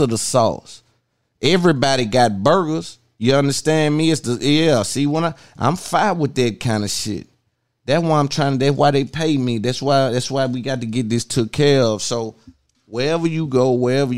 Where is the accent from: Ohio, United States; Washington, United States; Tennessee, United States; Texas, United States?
Tennessee, United States; Nashville; I'm from Nashville, Tennessee